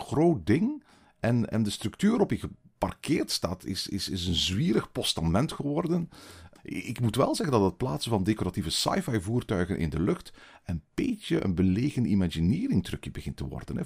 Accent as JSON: {"language": "Dutch", "country": "Belgium", "said": "bij ons in Walibi Belgium"}